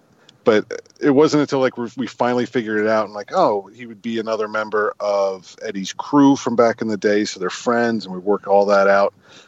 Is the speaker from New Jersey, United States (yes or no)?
yes; New Jersey, United States; now in Baltimore, United States; I'm originally from New Jersey.